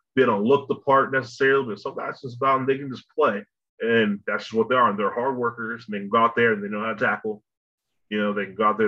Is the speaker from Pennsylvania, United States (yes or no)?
no; near Hamilton, Ohio, United States; close to my hometown where I live